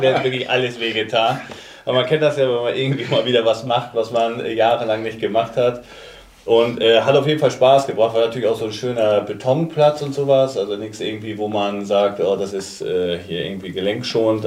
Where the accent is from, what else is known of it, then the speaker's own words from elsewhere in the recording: Kiel, Schleswig-Holstein, Germany; also born or lived in Hamburg; mein Elternhaus ist glaube ich 800 Meter vom Holstein Kielplatz entfernt